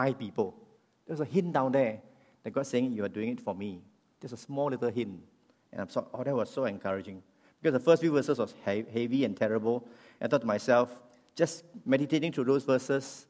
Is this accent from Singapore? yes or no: yes; Singapore; I'm a Singaporean